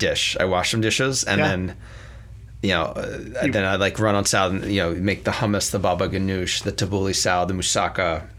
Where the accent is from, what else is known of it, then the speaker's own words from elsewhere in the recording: Narberth, Pennsylvania, United States; moved away as an adult; also born or lived in Manhattan, New York; now in Sonoma Valley, United States; I grew up in a town called Narberth, Pennsylvania.